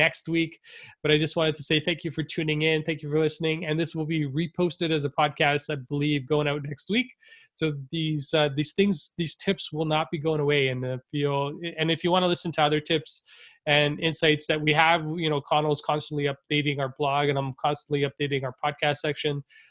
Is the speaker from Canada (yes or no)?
yes; Canada; I was born in Canada, but my parents were immigrants